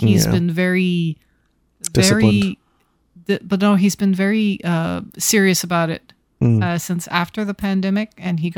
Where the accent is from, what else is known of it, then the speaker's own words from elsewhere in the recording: Canada; as a Canadian who grew up watching him in Young Hercules.